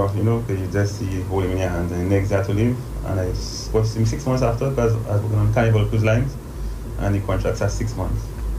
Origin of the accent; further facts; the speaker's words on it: Roseau, Dominica; also born or lived in Goodwill, Dominica; originally I'm from Newton. I think I spent like the first 8 years of my life in Newton.